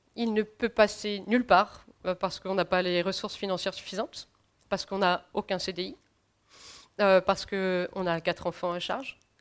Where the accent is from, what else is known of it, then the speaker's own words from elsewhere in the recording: France; en tant que Français